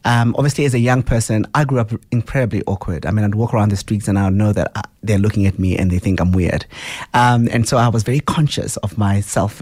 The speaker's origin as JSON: {"language": "English", "town": "Soweto", "region": "Gauteng", "country": "South Africa", "tie": "born or raised there", "said": "I grew up in Soweto, in Tshawela."}